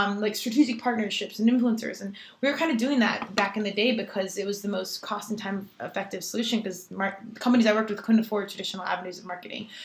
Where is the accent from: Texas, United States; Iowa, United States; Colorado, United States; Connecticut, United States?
Colorado, United States; I'm from Colorado.